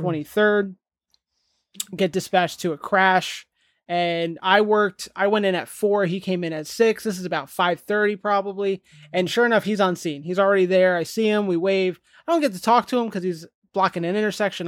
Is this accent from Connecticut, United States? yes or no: no; New Jersey, United States; moved away; We're both from New Jersey